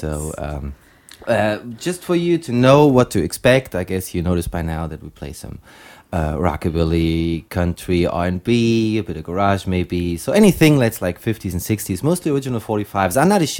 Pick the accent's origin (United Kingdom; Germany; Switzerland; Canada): Germany; Leipzig, Saxony; I've been living here since, yeah, since I was born.